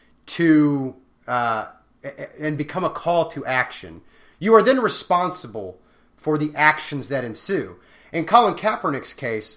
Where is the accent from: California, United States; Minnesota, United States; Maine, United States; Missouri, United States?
Missouri, United States; Raytown; I'm from Raytown